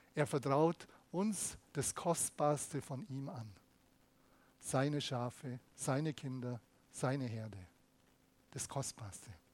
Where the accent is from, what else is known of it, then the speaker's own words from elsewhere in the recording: Germany; bei uns in Deutschland